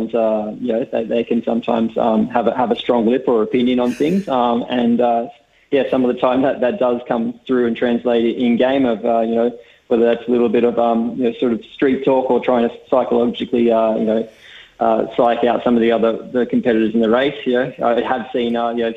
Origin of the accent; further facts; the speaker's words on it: Tasmania, Australia; I'm from Tasmania, so I'm from a similar little island